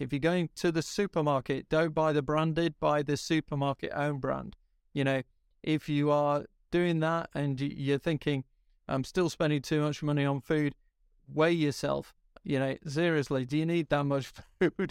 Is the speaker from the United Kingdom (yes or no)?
yes; Yorkshire and the Humber, United Kingdom; I'm, I'm a Yorkshireman